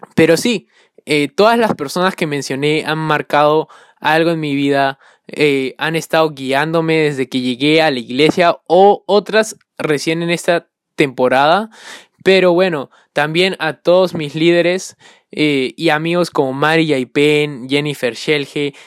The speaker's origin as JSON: {"language": "Spanish", "country": "Peru", "said": "soy peruano"}